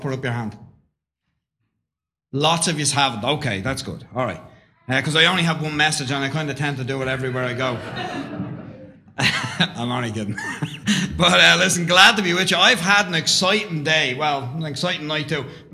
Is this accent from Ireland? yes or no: yes; Dublin, Leinster, Ireland; I was brought up in Dublin, Roman Catholic, come from a Catholic background.